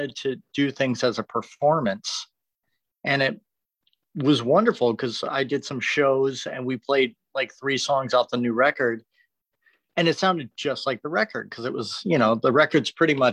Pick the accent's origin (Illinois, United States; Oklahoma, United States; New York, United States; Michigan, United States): Michigan, United States; Detroit; now in Los Angeles, United States; it was a great place to grow up